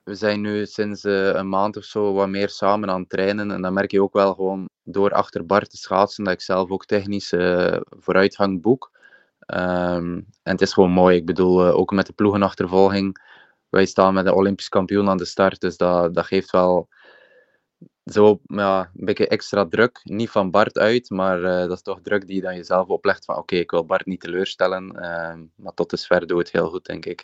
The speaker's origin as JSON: {"language": "Dutch", "town": "Ostend", "region": "Flanders", "country": "Belgium", "said": "En ik ben afkomstig uit Oostende, Zandvoorde"}